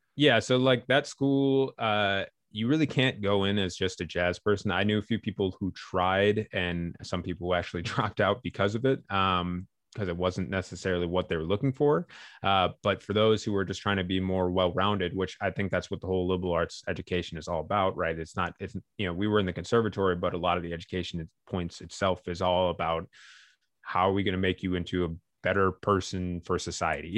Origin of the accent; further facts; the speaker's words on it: Midwest, United States; moved away as an adult; also born or lived in Chicago / New York; growing up in the Midwest in, in the nineties